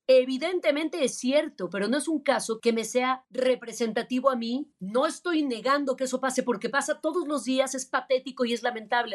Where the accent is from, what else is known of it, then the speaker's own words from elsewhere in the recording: Mexico; Yo soy una mexicana la más orgullosa y la más nacionalista del mundo